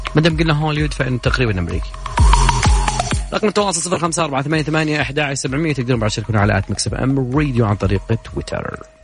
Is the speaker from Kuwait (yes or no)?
no; Saudi Arabia; احنا عندنا في السعوديه هنا